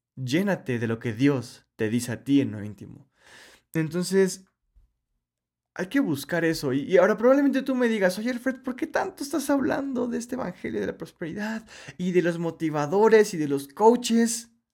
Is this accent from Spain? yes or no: no; Mexico; Yo soy mexicano